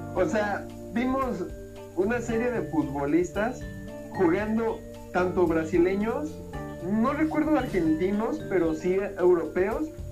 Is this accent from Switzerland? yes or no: no; Mexico City, Mexico; moved away; la Ciudad de México, bueno, hace tiempo que ya no vivo allá